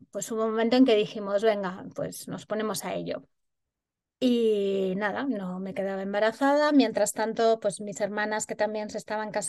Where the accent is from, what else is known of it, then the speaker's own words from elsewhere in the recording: Pamplona, Navarre, Spain; yo soy de Pamplona, nací en Pamplona y sigo viviendo allí.